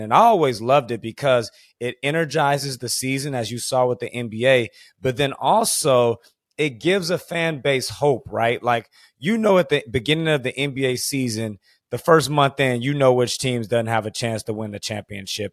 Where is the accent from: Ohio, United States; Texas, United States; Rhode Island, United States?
Texas, United States; Houston; I grew up in Houston, Texas